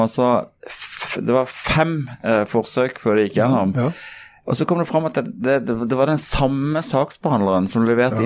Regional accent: Kristiansand, Agder, Norway; vi er jo begge fra Kristiansand

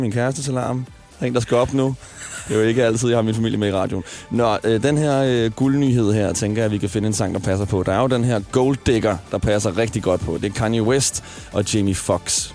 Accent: Smørum, Capital Region of Denmark, Denmark; moved away; i Smørum. Og, øh, der er jeg også vokset op

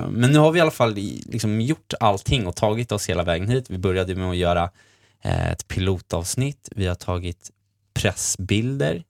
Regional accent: Sweden; jag är också från Sverige

